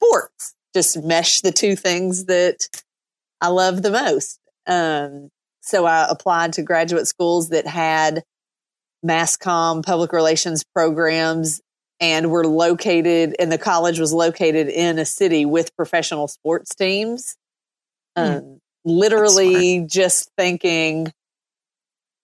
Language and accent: English; South Central Kentucky, United States; moved away as an adult; now in Tampa, United States; I grew up in South Central Kentucky, which is about an hour and a half north of Nashville